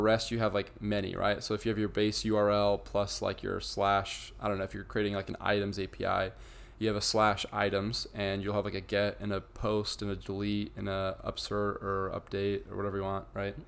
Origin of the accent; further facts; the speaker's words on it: Idaho, United States; now in St. George, United States; I'm from Idaho.